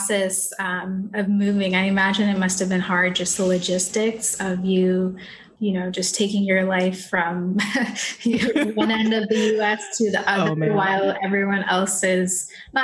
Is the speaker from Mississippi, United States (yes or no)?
no; Michigan, United States; moved away as an adult; now in Los Angeles, United States